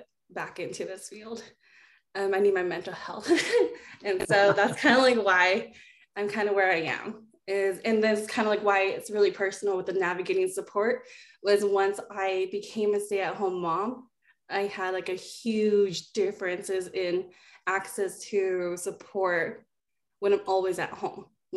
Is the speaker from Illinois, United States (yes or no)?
no; Boise, Idaho, United States; also born or lived in Australia / Tonga; when I was four, that's when we migrated to Idaho, and I've kind of been here and raised here in the Boise area